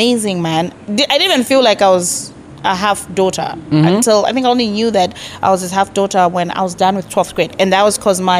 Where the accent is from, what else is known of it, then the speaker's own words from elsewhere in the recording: Lusaka, Lusaka Province, Zambia; born and bred in Lusaka. Makeni, to be specific.